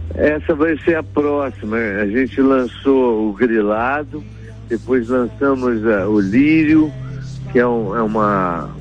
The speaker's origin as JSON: {"language": "Portuguese", "region": "Rio de Janeiro", "country": "Brazil", "tie": "born or raised there", "said": "Eu cresci aqui no Rio de Janeiro, na praia, a gente cresceu na praia"}